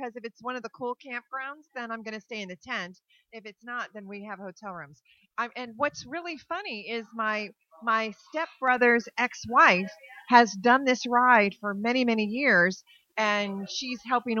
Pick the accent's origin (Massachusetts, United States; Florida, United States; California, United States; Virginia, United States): Florida, United States; Florida Keys, United States; I'm from the Keys.